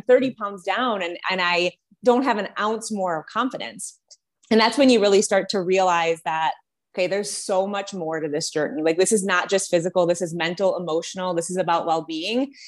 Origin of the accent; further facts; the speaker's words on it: Detroit, Michigan, United States; moved away as an adult; now in Colorado, United States; I'm originally from the Detroit area, just moved to Colorado a couple of months ago